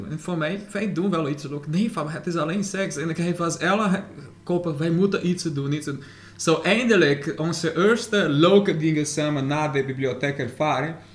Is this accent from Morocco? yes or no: no; Brazil; Dutch is a second language; moved away as an adult; now in Netherlands; Ja, ik was in Brazilië geboren. Ik ben, ik ben Nederlandse sinds, eh, Nederlander sinds 2015.